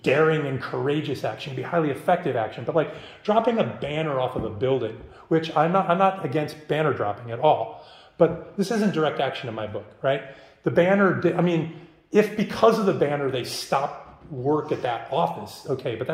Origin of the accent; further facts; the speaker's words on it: Midwest, United States; I grew up in the Midwest